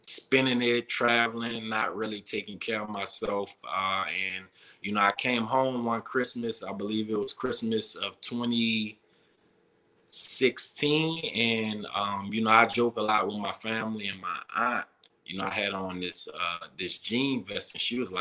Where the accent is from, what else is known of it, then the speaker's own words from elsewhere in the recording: New Orleans, Louisiana, United States; moved away as an adult; growing up in New Orleans, we party, drink, eat